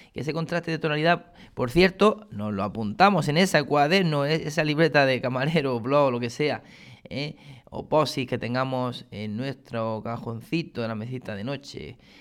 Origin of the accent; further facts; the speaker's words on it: Granada, Andalusia, Spain; now in Córdoba, Spain; soy granadino, o granaíno, mejor dicho, ¿no? Eh, aunque llevo muchos años ya aquí afincado en Córdoba.